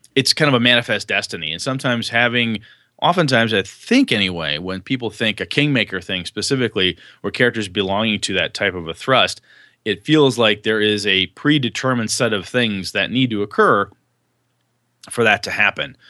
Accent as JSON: {"language": "English", "country": "United States", "said": "I'm an American, German, Polish, and Welsh guy."}